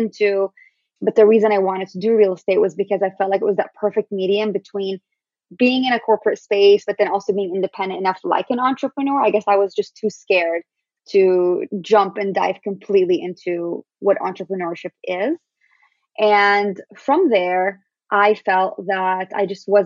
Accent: Syria; also born or lived in Palestine; now in United States; I'm Syrian Palestinian

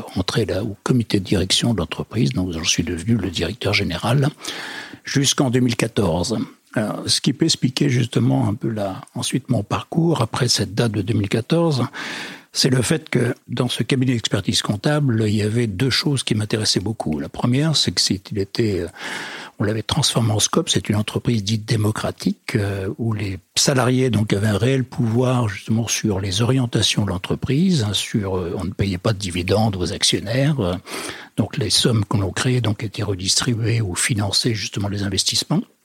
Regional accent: western France, France; je suis plutôt originaire de l'ouest de la France

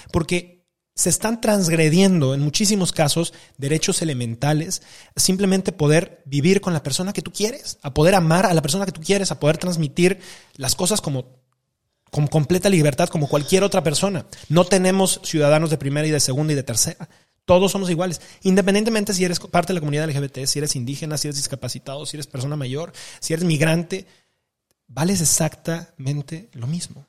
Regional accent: Mexico; como mexicanos

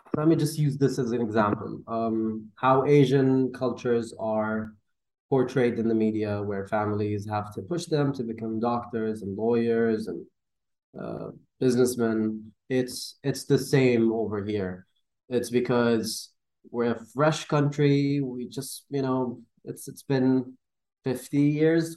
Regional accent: Dubai, United Arab Emirates; I'm from Dubai

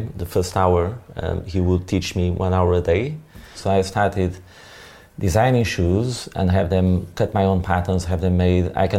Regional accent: small village just outside Porto, Norte, Portugal; I was born in Portugal, in the north of Portugal, in 1974

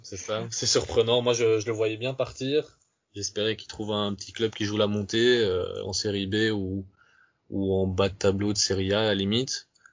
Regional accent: Romania; chez nous en Roumanie

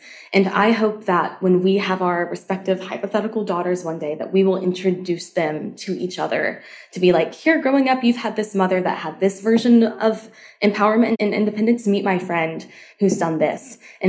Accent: the South, United States; I have lots of friends who had a very similar childhood to me, as growing up in the South, unlearning a lot of that type of purity, modesty culture

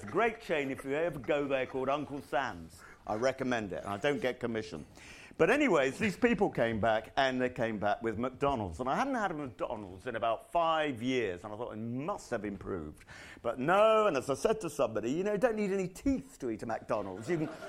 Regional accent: Rottingdean, South East England, United Kingdom; because I'm actually from Rottingdean near Brighton.

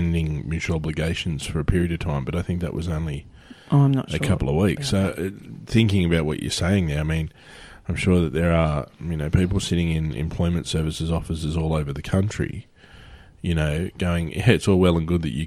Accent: Australia; everyone knows we're Australian

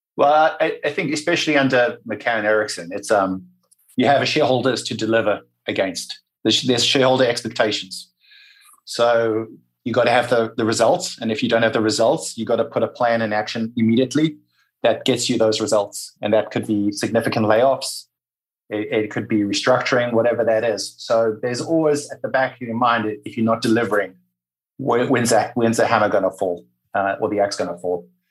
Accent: Durban, KwaZulu-Natal, South Africa; moved away as an adult; also born or lived in Wales / New York; now in United States; I grew up in Durban.

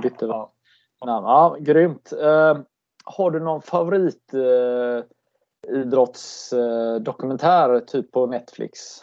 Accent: Gothenburg, Västra Götaland, Sweden; som göteborgare

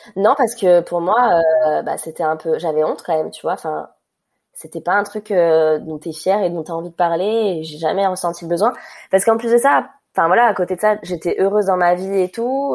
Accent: Ajaccio, Corsica, France; also born or lived in Paris; quand on est rentré à Ajaccio

